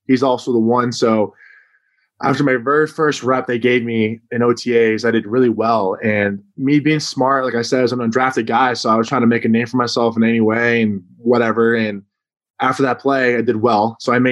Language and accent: English; Massachusetts, United States; growing up, I was a huge Patriots fan, all Boston sports fans, because I'm from Massachusetts